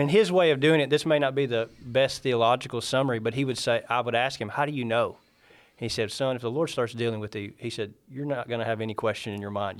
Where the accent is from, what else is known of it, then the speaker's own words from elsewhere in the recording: Iuka, Mississippi, United States; moved away as an adult; also born or lived in Muscle Shoals, Alabama; now in Canada; I grew up in Iuka, Mississippi under, um, uh, some devout Christians